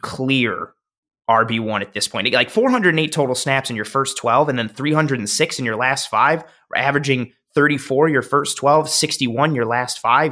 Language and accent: English; Buffalo, New York, United States; moved away; I moved back to Buffalo December